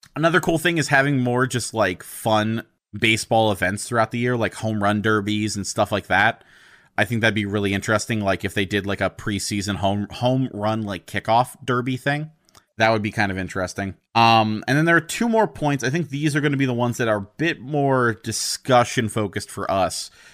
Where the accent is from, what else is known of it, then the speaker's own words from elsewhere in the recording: United States; I'm an American